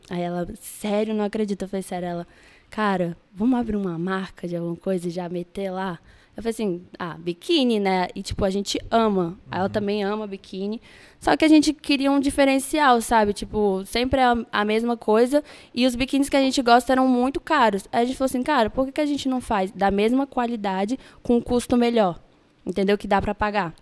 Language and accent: Portuguese; Brasília, Federal District, Brazil; moved away as an adult; now in Rio de Janeiro, Brazil; eu nasci em Brasília. É, minha família é de Pá de Minas